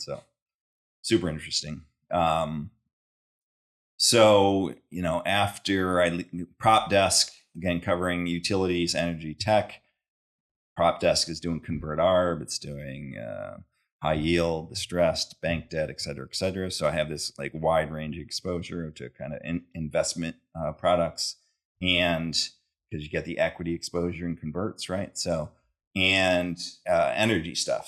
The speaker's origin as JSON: {"language": "English", "town": "Syracuse", "region": "New York", "country": "United States", "tie": "born or raised there", "also_born_or_lived": "Binghamton", "said": "I grew up in New York, Syracuse, kinda New York area, so upstate"}